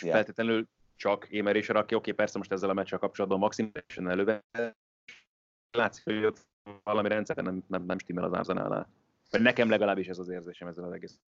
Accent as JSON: {"language": "Hungarian", "country": "Hungary"}